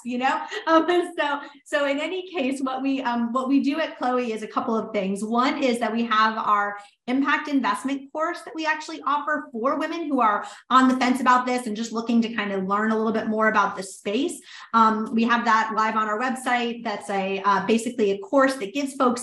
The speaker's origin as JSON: {"language": "English", "town": "New Orleans", "region": "Louisiana", "country": "United States", "tie": "born or raised there", "said": "New Orleans, which was my hometown."}